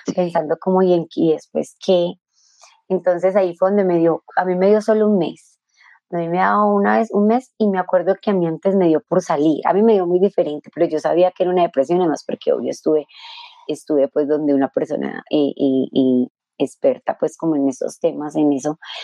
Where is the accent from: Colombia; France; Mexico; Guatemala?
Colombia; yo era colombiana